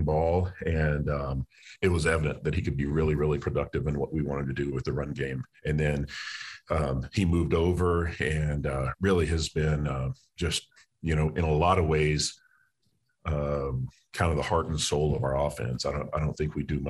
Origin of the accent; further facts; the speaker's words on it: Texas, United States; moved away as an adult; also born or lived in Louisiana; I'm from Texas. My wife is from Texas. Haven't been back to live in over 20 years